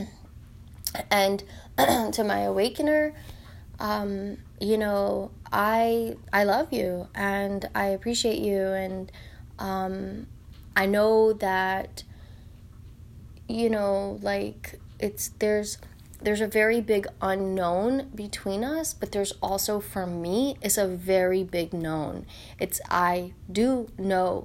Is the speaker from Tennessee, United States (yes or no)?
yes; Tennessee, United States; I'm from Tennessee